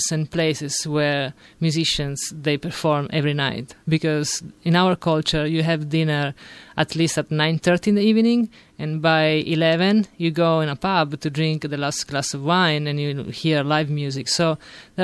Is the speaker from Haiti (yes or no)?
no; Sicily, Italy; English is a second language; moved away as an adult; also born or lived in Rome; now in United States; I'm originally from Sicily, and at the age of 18. I moved to Rome